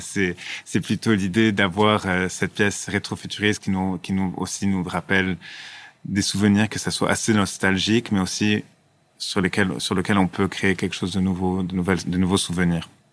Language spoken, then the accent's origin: French; Lebanon; en tant que Libanais